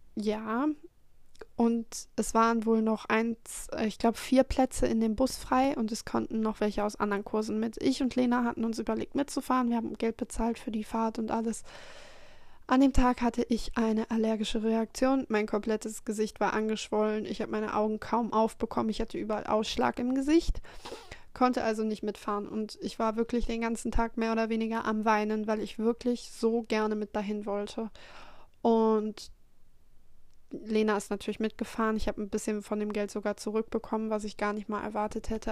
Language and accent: German; North Rhine-Westphalia, Germany; born or raised there